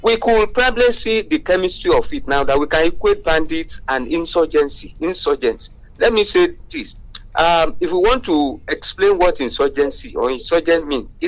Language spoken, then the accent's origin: English; Abeokuta, Ogun State, Nigeria; from Abeokuta.